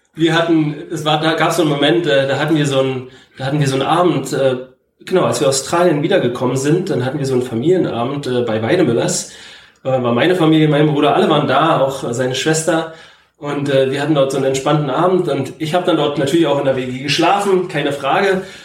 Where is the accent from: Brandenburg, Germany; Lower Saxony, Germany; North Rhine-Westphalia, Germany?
Brandenburg, Germany; Zeuthen; also born or lived in Berlin; Ich bin in Zeugen zur Schule gegangen